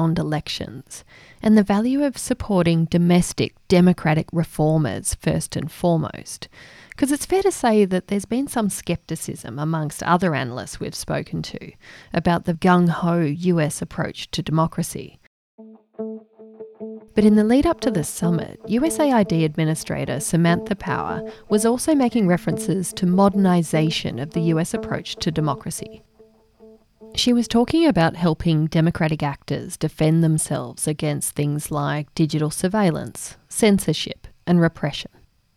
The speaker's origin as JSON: {"language": "English", "country": "Australia", "said": "As Australian development professionals"}